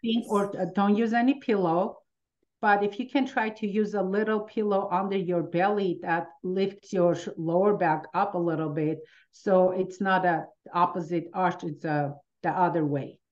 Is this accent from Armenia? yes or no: yes; Armenia; now in United States; coming from Armenia, as soon as we, with my family, we moved